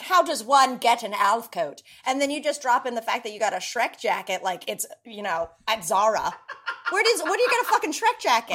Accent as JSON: {"language": "English", "region": "North Carolina", "country": "United States", "tie": "born or raised there", "said": "I grew up in the South"}